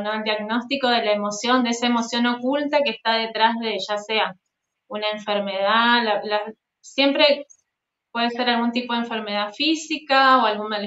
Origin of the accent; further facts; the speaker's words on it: Avellaneda, Santa Fe, Argentina; De Santa Fe, de Avellaneda, Santa Fe, bien al norte de, Argentina.